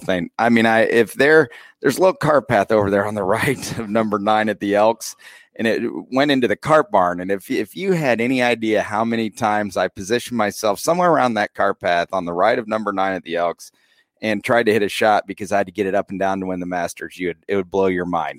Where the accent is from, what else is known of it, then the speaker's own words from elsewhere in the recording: Rochester, Indiana, United States; moved away as an adult; now in Peru, United States; I grew up in the small town